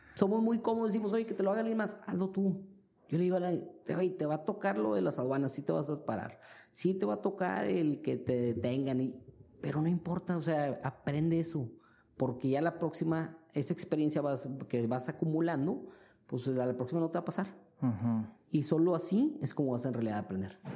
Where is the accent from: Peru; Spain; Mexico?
Mexico; now in China; como mexicanos